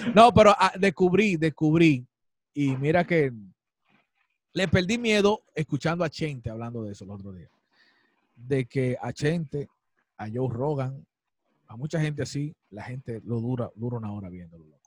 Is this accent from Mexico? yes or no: no; Dominican Republic; uno como artista dominicano